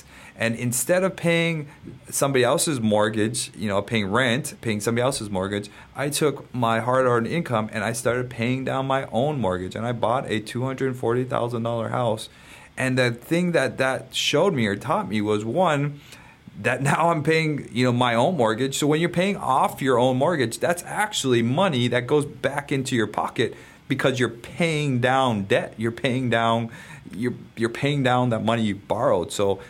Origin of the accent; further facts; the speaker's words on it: Hawaii, United States; I'm your Hawaiian money guy.